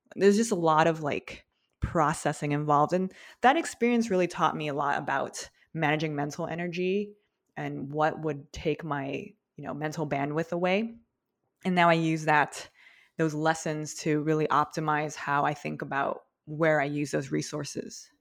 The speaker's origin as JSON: {"language": "English", "area": "outside Los Angeles", "region": "Southern California", "country": "United States", "tie": "born or raised there", "said": "I grew up in SoCal, a little bit in, like, a suburb, a little bit outside of L"}